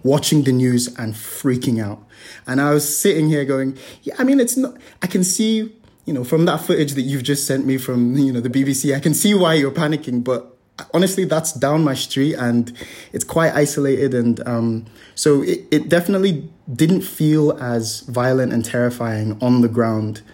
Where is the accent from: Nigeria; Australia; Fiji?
Nigeria; now in Hong Kong; growing up in Nigeria in the West